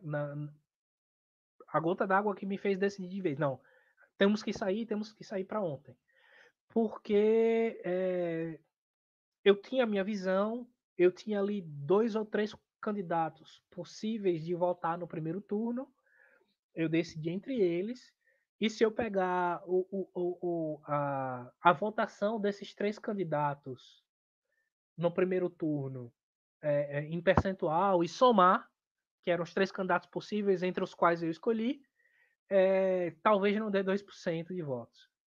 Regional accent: Aracaju, Sergipe, Brazil; moved away as an adult; now in Adelaide, Australia; no Nordeste, em Aracaju, na cidade de onde eu sou

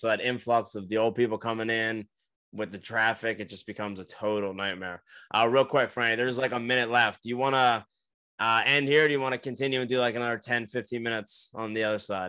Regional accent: New Jersey, United States; now in Florida, United States; I grew up in New Jersey where you have the cold weather and Christmas

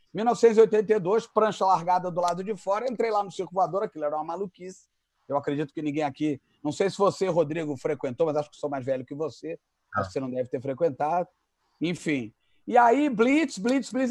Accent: Rio de Janeiro, Brazil; also born or lived in Zurich, Switzerland; eu nasci casualmente em Zurique, na Suíça alemã. Mas com essa cara aqui, eu não tenho a menor cara de Suíça. Então, eu voltei para o Brasil em 1968, eu sou de 66. Então, o que eu quero dizer é o seguinte: eu sou carioca totalmente de coração e de alma

